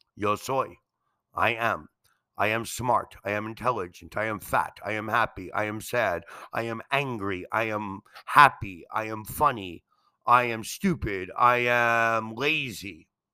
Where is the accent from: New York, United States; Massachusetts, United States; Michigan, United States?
New York, United States; New York City; now in Mexico; I am from New York City